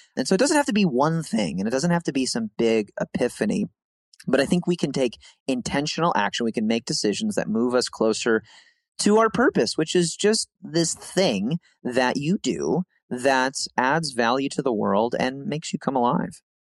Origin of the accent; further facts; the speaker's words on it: Midwest, United States; we're from the Midwest